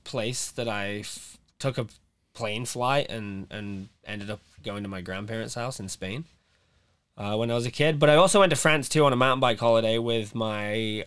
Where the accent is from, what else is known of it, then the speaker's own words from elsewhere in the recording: Nottingham, East Midlands, United Kingdom; moved away as an adult; now in Whistler, Canada; Well, I'm from Nottingham. Not Nottingham. I'm from Notts.